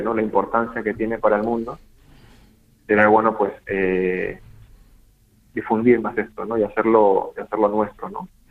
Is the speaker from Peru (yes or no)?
yes; Peru; como peruano